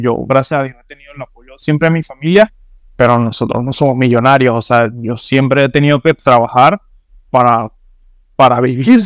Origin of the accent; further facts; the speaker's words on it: Venezuela; now in Miami, United States; mi pasaporte venezolano